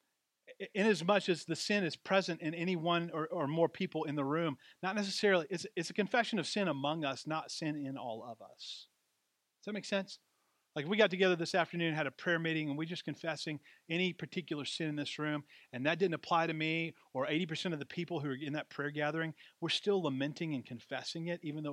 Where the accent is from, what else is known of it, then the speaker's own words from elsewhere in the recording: Deep South, United States; my story about growing up in the Deep South